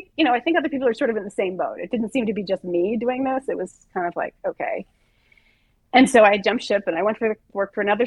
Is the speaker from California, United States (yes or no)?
yes; Southern California, United States; moved away as an adult; also born or lived in New York / San Francisco; a girl who was born and raised in Southern California